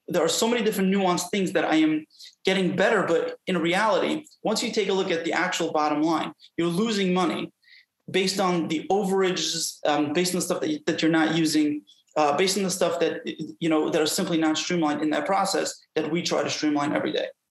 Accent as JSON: {"language": "English", "town": "New York City", "region": "New York", "country": "United States", "tie": "born or raised there", "said": "I was brought up in Brooklyn, New York."}